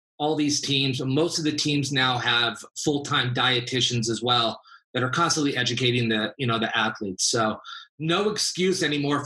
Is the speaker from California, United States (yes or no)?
yes; Los Angeles, California, United States; also born or lived in San Diego; I grew up in LA, born and raised